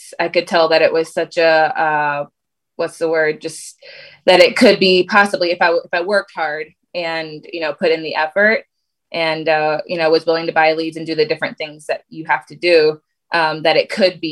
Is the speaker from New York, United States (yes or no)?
no; Connecticut, United States; now in Michigan, United States; I grew up in Connecticut. I'm in Michigan now